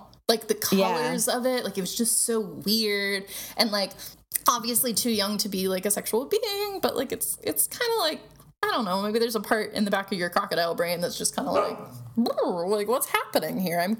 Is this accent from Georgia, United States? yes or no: no; Tennessee, United States; growing up in Tennessee